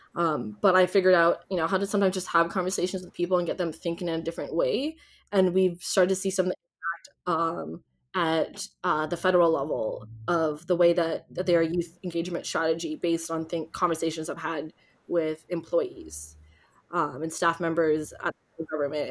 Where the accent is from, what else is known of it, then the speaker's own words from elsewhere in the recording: Ontario, Canada; I grew up in Ontario